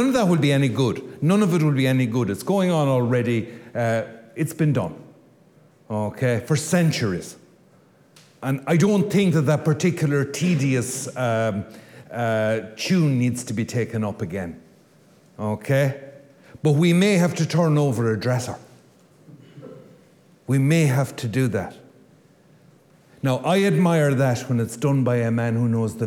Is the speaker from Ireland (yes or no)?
yes; Ireland; I come from Lewisburg